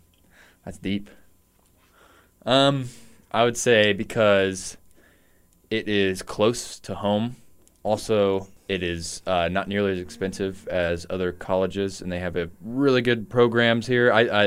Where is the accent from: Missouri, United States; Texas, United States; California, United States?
Missouri, United States; Lee's Summit; No, I'm not from Warrensburg. I'm from Lee Summit.